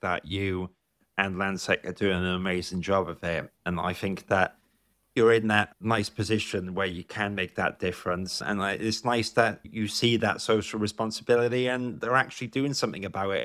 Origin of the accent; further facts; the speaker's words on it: South Wales, United Kingdom; I grew up in South Wales